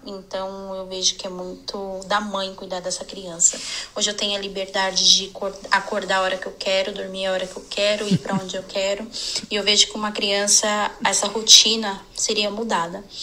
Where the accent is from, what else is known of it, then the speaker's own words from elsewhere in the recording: Guarulhos, São Paulo, Brazil; sou de Guarulhos, São Paulo